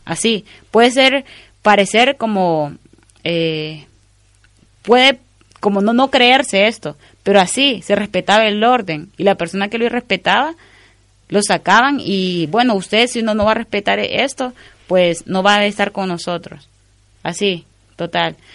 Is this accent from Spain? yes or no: no; Honduras; como hondureña